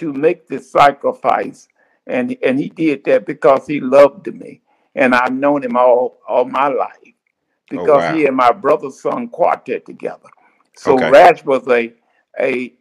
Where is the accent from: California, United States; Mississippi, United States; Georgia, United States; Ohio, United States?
Mississippi, United States; Cleveland; moved away as an adult; also born or lived in Jackson, Mississippi; now in Little Rock, United States; I was raised in the Mississippi Delta